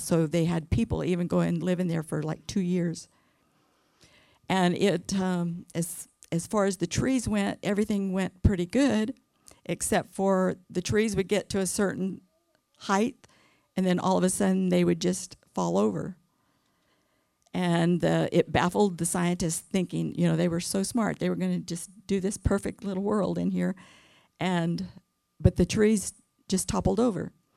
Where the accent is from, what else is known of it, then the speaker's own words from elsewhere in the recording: California, United States; now in Arkansas, United States; I was born and raised in California